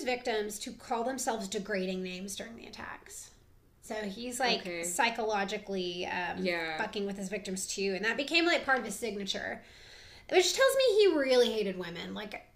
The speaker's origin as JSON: {"language": "English", "region": "the South", "country": "United States", "said": "We are from the South"}